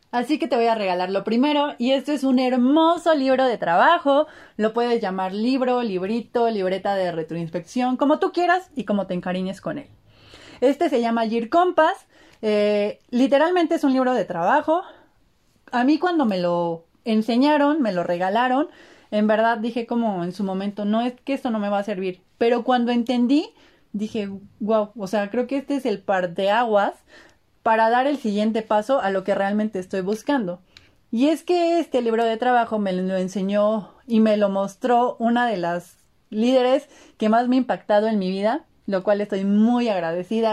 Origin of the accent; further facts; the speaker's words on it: Puebla, Mexico; also born or lived in Martínez de la Torre, Veracruz; orgullosamente poblana, me encantaría decir que al 100%, pero también me encanta decir que no al 100%, porque ahí tengo una mezcla también eh, siendo jarocha desde la tierra de la naranja y el limón, Martínez de la Torre Veracruz, pero nacida en Puebla